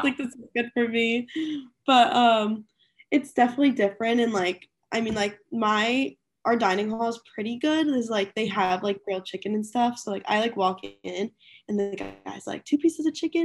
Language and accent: English; outside of Philadelphia, Pennsylvania, United States; moved away as an adult; now in Greenville, United States; I'm from, like, a little bit outside of Philly